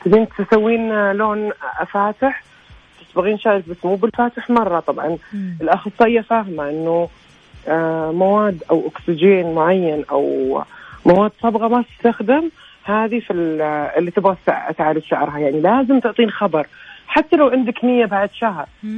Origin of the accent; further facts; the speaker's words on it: Saudi Arabia; عندنا في السعوديه